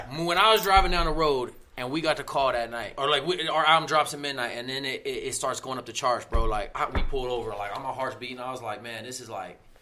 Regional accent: Littleton, Colorado, United States; also born or lived in Denver, Colorado; I'm all Colorado. I'm all Denver. I grew up in Littleton, went to Denver schools.

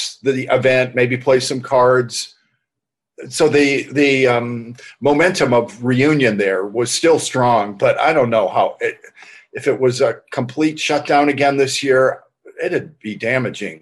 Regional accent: Northern Ohio, United States; also born or lived in near Boston, Massachusetts; I grew up in the Northeast in near Boston, and then later in Northern Ohio.

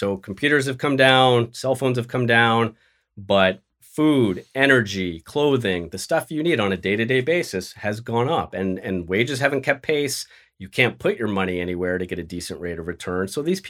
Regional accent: Los Angeles, California, United States; now in New York, United States; I'd move to LA where I grew up in the San Fernando Valley and challenge him for that seat

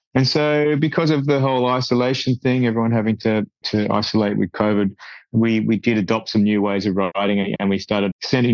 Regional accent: Australia; we're a small country. We're a long way, we're a hell of a long way from you guys and from, and from, you know, the UK and Europe

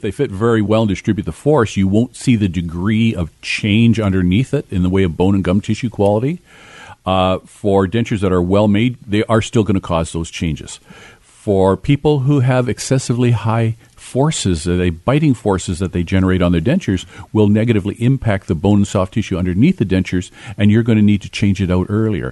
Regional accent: Kitimat, British Columbia, Canada; I grew up in Kitimat in my early years up in northern British Columbia

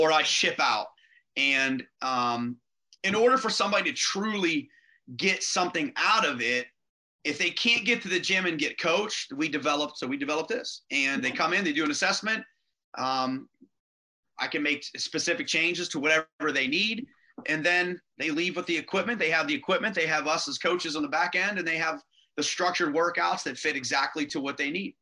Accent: Rochester, Pennsylvania, United States; where I grew up in Rochester, which is the other side of the river from Beaver.

